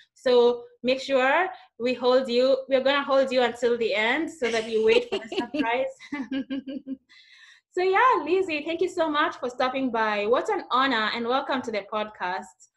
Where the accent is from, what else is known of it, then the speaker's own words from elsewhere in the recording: Kenya; somebody who's coming from Kenya